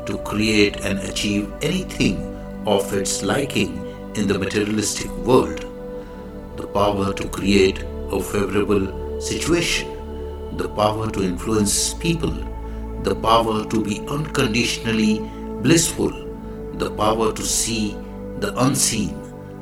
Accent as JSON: {"language": "English", "country": "India", "said": "I am the Indian monk."}